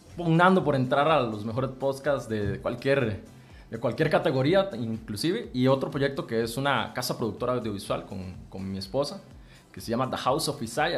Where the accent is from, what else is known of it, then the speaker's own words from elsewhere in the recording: Santa Bárbara, Heredia, Costa Rica; soy de San Juan de Santa Bárbara Heredia